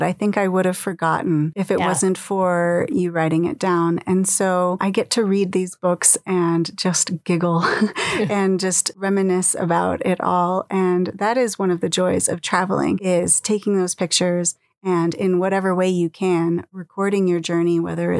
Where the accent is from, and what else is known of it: United States